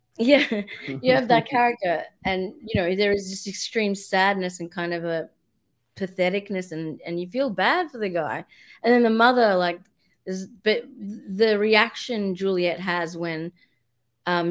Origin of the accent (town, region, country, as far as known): Australia